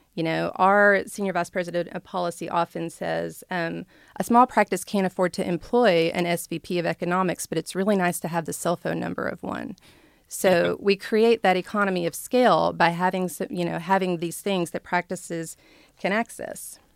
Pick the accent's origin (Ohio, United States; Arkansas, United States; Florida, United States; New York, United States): Arkansas, United States; Blackwell; moved away as an adult; I grew up in Blackwell, Arkansas, where it was a no-stoplight town